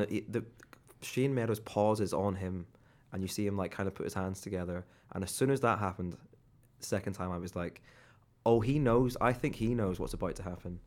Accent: Ireland; now in England

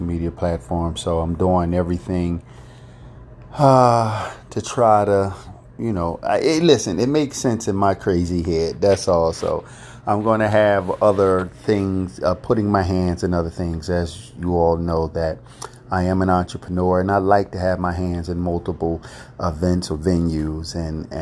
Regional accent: United States

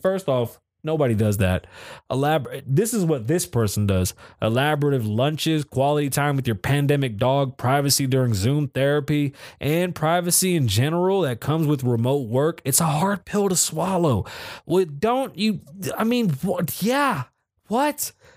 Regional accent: New York City, New York, United States; accent: Bronx; I'm from the Bronx

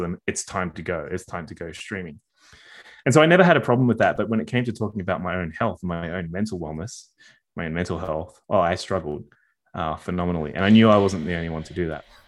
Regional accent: Sydney, New South Wales, Australia; I'm a Sydney born and Sydney raised, uh, boy

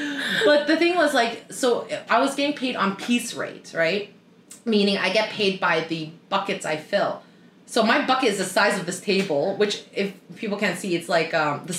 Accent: Toronto, Ontario, Canada; moved away as an adult; also born or lived in Sydney, Australia; now in Vancouver, Canada; So obviously I'm from Toronto, I moved to Sydney, so it's a city girl

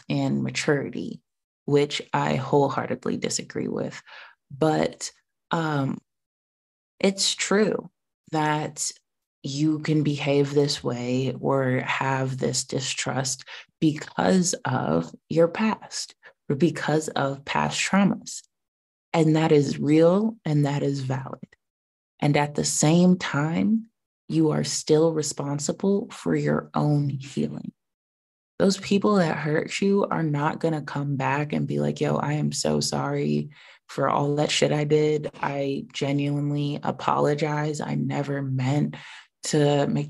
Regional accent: United States; being an American citizen

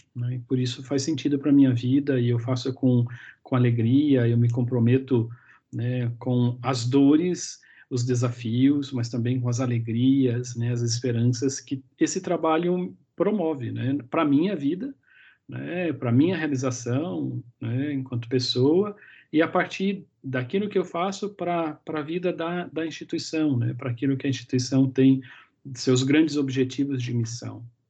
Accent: Americana, São Paulo, Brazil; Eu sou natural do interior de São Paulo, a cidade de Americana

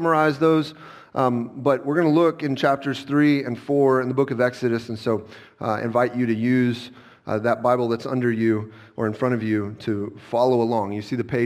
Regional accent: Southern California, United States; moved away; I grew up in Southern California

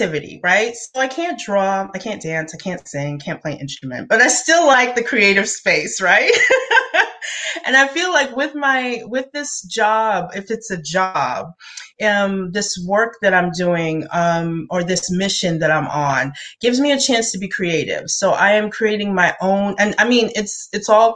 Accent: Brooklyn, New York, United States; first language English; now in Atlanta, United States; I was born and raised in Brooklyn and came here to Georgia

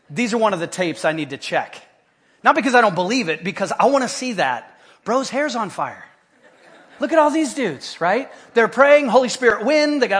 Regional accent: Haiti; When I was a little kid, uh, growing up in Haiti, we had different missionary compounds, little Fort God outposts all around the island.

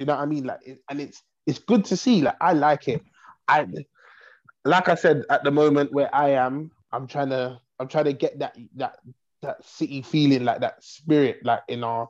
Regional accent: London, United Kingdom; Whereas I feel like Londoners, as a Londoner, we are spoilt for choice when it comes to music.

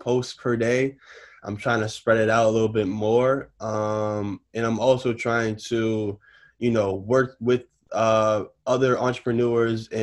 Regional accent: Newton, Massachusetts, United States; also born or lived in Roxbury, Boston; I grew up in Newton all my life. I went to all the Newton schools

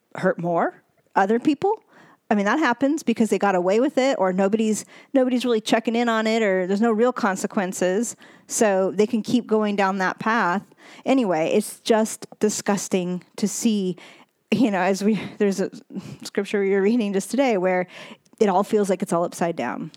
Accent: United States; I was born in America

